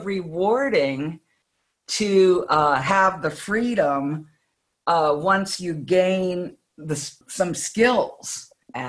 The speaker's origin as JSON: {"language": "English", "country": "United States", "said": "I'm an American"}